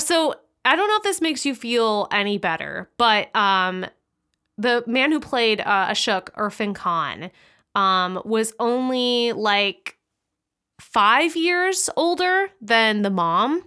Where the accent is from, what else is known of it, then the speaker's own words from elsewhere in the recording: United States; as an American